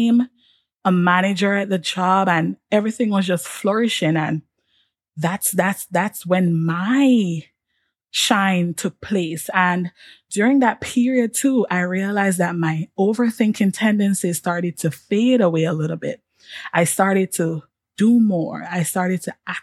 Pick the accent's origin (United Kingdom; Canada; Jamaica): Jamaica; moved away as an adult; also born or lived in Washington, D.C., United States; being a Jamaican, on top of all of that, being an international student